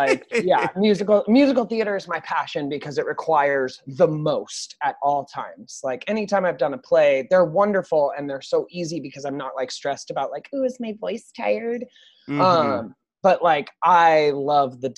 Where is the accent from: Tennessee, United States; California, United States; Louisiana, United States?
California, United States; Southern; moved away as an adult; now in New York, United States; I was born and raised in Southern California.